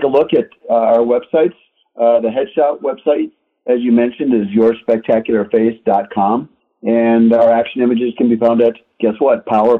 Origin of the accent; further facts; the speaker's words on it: Southern California, United States; now in Minnesota, United States; car people from when we grew up out in Southern California